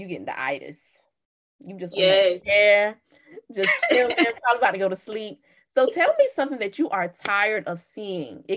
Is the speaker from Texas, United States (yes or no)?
no; Kingstree, South Carolina, United States; I'm from King Street, South Carolina, which is a very, very, very country.